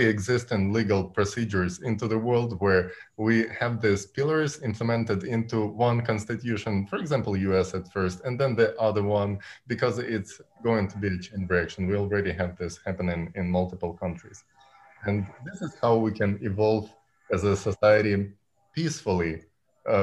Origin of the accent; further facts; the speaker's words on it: Ukraine; I'm coming from Ukraine